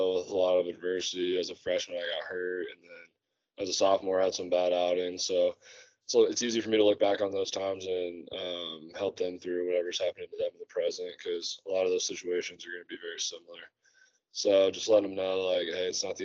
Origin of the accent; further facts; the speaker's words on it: Indianapolis, Indiana, United States; moved away as an adult; I was born and raised in Indianapolis, which is where Butler is